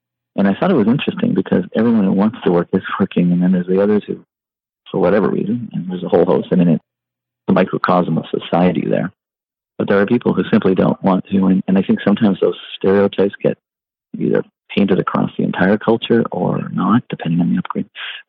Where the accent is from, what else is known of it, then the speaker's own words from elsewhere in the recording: Vermont, United States; I came from Vermont, as you know, and so I was dealing with some of the science communities